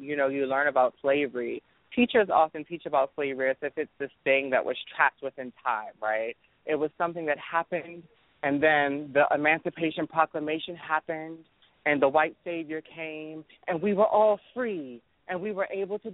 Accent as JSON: {"language": "English", "town": "Baltimore", "region": "Maryland", "country": "United States", "said": "I'm from Baltimore."}